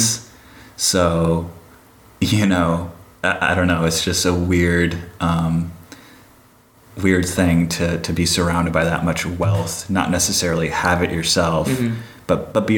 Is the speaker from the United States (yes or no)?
yes; Santa Monica, California, United States; moved away as an adult; also born or lived in Chicago; now in Des Moines, United States; I was born in Chicago. And when I was roughly 8 years old, I moved to L.A. over in Santa Monica. Mm-hmm. And I grew up in Santa Monica, West Coast.